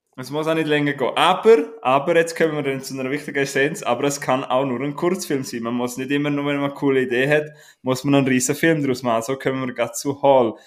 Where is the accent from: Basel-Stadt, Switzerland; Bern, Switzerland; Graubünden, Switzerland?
Graubünden, Switzerland; Darf man als Bündner Kopf abtrinken?